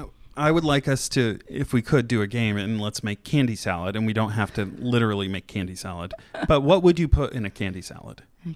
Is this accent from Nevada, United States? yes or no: no; Michigan, United States; moved away; also born or lived in Oak Park, Illinois; we would go to Battle Creek on class field trips growing up.